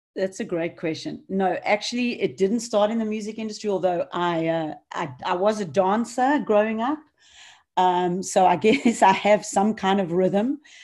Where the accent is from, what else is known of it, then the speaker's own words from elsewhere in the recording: Johannesburg, Gauteng, South Africa; moved away; growing up in Johannesburg